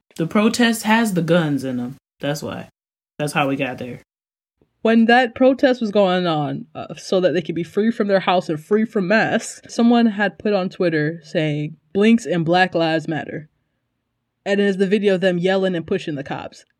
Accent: United States; now in South Korea; I'm American

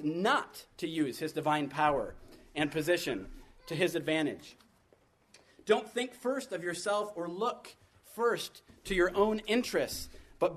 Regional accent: United States; being the American that I am

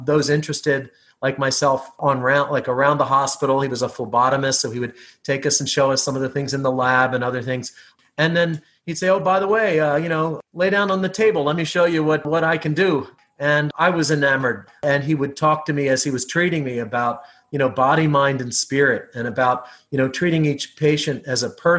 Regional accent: near Philadelphia, Pennsylvania, United States; I grew up in Pennsylvania, not too far from Philadelphia

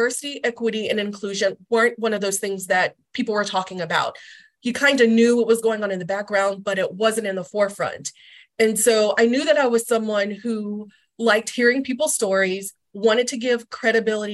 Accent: North Carolina, United States; moved away; I'm originally from North Carolina

